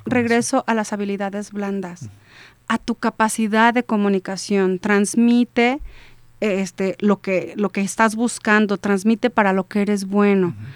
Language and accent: Spanish; Celaya, Guanajuato, Mexico; somos de Celaya y si ves un 461 garantizas que eres de Celaya